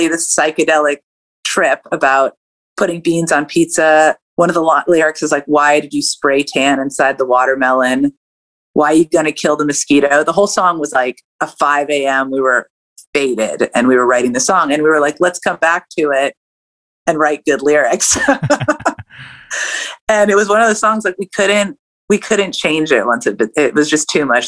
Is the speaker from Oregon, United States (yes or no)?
no; California, United States; moved away as an adult; now in Atlanta, United States; growing up in California